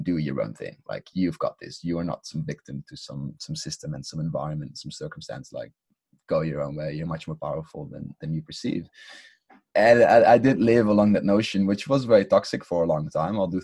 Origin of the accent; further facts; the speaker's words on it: Netherlands; I come from the Netherlands too